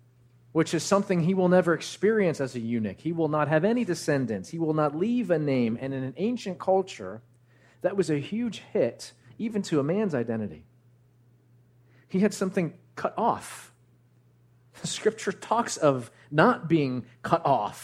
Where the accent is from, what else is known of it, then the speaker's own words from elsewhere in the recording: New Jersey, United States; I grew up actually in Central Jersey